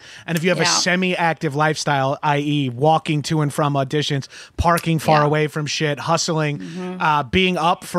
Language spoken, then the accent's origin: English; New York City, New York, United States; moved away as an adult; I'm from New York